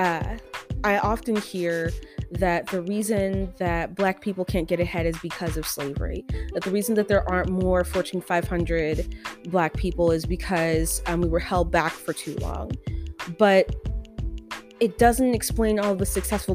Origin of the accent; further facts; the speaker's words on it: United States; I'm an American.